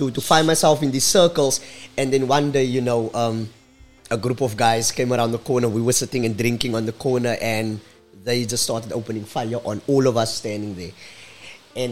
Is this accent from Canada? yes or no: no; Cape Town, Western Cape, South Africa; the friends that I grew up with were, at this point in time, all gangsters. Remember, I was away from Menenburg